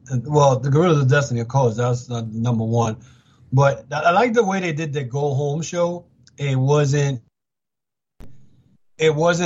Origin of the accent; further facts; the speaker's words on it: United States; I'm an American